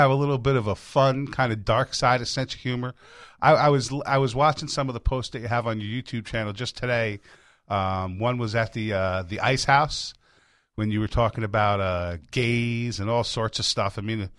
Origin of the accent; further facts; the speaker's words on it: Middletown, New York, United States; now in Florida, United States; I'm originally from New York.